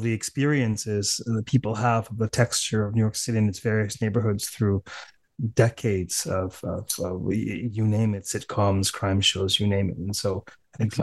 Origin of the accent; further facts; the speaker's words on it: Canada; accent: Canadian; my impoverished Canadian accent